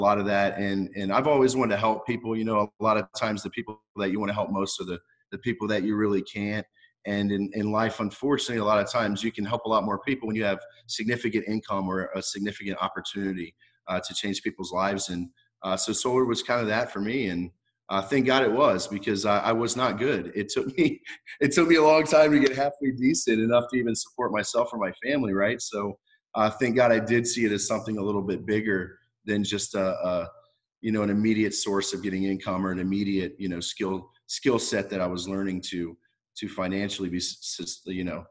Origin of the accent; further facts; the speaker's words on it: Virginia, United States; also born or lived in Cocoa Beach, Florida / New Jersey; now in Florida, United States; growing up in Virginia my whole life